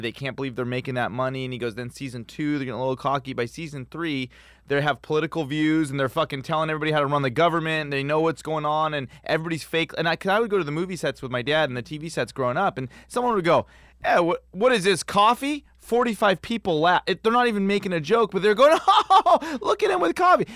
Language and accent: English; Los Angeles, California, United States; born and raised in Los Angeles